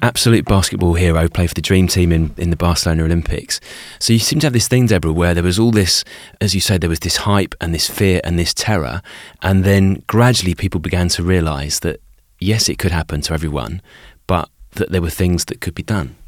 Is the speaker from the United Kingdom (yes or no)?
yes; United Kingdom; as a kid growing up in Britain